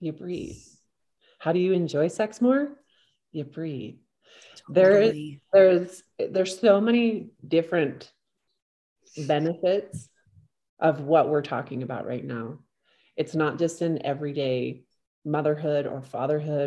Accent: Southern Utah, United States; I live in Northern Utah. I'm from Southern Utah.

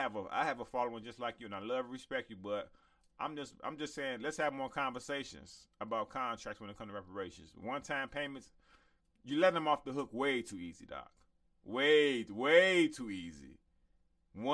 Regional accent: Chicago, Illinois, United States; also born or lived in Inglewood, California; I'm from Chicago to Inglewood.

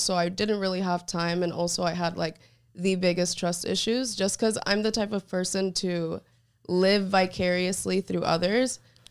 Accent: Orlando, Florida, United States; also born or lived in New York; now in Miami, United States; I was born in New York, raised in Orlando my entire life, and then I moved here for college, and I never moved back

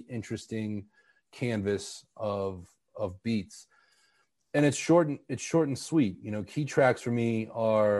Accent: Pittsburgh, Pennsylvania, United States; my hometown of Pittsburgh

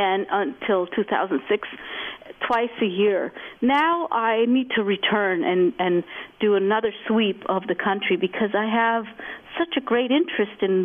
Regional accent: Vermont, United States; I grew up in Vermont

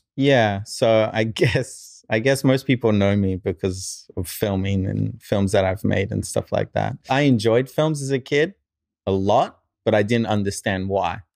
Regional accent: Australia; moved away as an adult; also born or lived in New Zealand / Japan; now in United States; I moved to, uh, Australia. And so, probably more raised in Australia

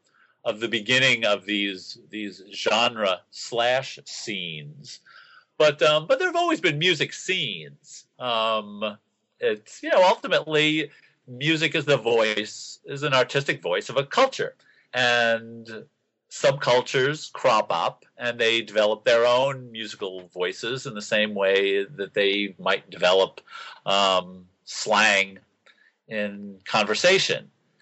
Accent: New York City, New York, United States; my involvement at the time growing up in Queens, it wasn't until the end of the period that I write about, 75, 76, 77, which were my high school years, where I began getting into the city and seeing shows.

